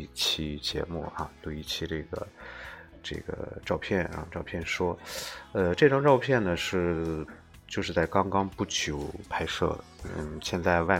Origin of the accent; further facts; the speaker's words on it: China; 明天呢就是就是这个我们中国人最重要的一个节日，在一年当中最重要的一个节日就是春节啊。